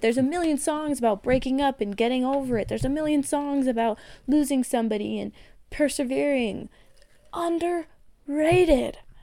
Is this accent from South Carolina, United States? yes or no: no; Colorado, United States; I'm from Colorado. It's a very, very outdoorsy, outdoorsy state